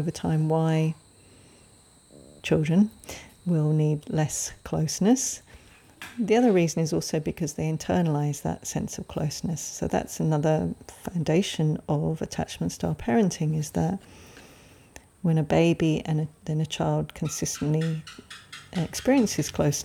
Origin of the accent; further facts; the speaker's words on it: England, United Kingdom; I grew up in England, you probably can tell from my accent, and back in the day, I was a child in the 70s.